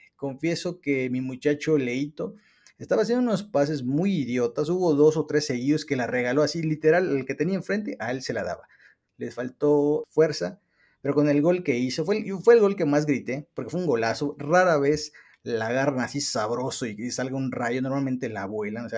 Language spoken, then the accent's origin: Spanish; Mexico